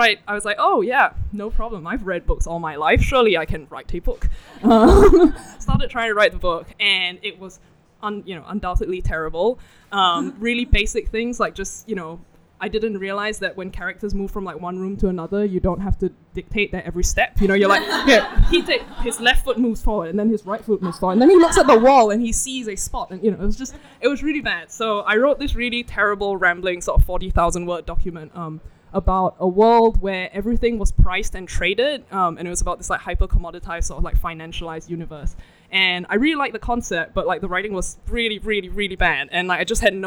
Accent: Singapore; I'm from Singapore

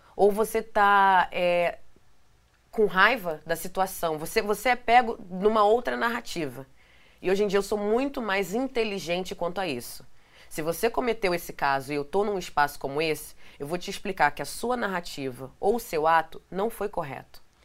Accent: Rio de Janeiro, Brazil; moved away as an adult; now in New York, United States; lá de Benfica, que é da onde eu nasci, no Rio

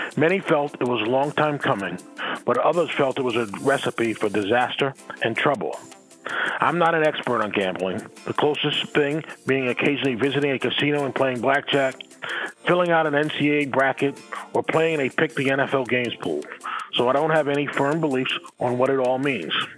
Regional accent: New York, United States; I'm from New York

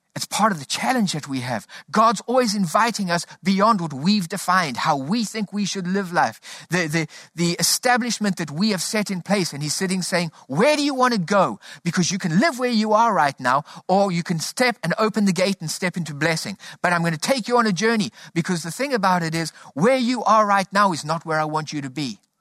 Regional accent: South Africa; Growing up in South Africa, we grew up under a political system called apartheid

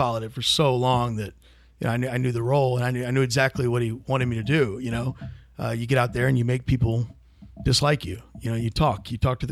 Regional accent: Lafayette, Louisiana, United States; I went to high school in Lafayette, Louisiana, alongside Robert here

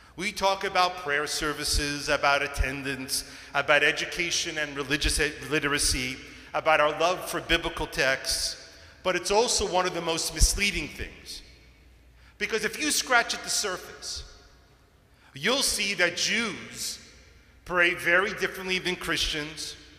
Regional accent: New York, United States; Growing up in New York

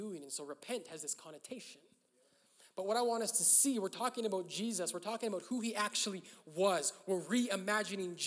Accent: Canada; I'm Canadian

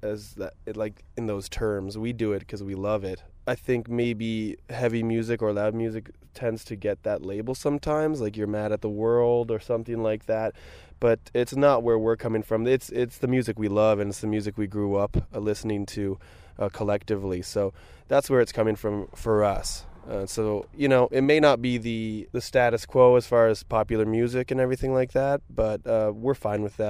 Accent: Ottawa, Ontario, Canada; now in Toronto, Canada; Hayden and I grew up in Ottawa

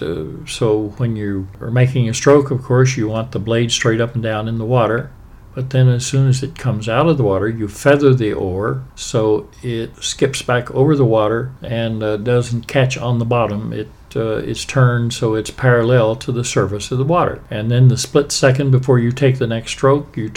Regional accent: Appalachia, United States; moved away as an adult; also born or lived in Chicago; now in Washington, D.C., United States; I was a penniless lad from Appalachia

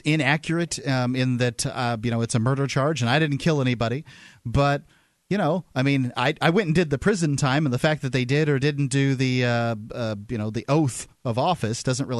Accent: Florida, United States; moved away; Florida, my home state

